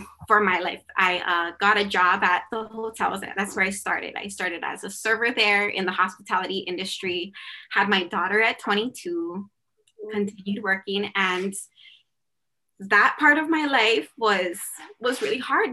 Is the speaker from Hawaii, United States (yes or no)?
yes; Oahu, Hawaii, United States; I was born on Oahu, and my dad is from Oahu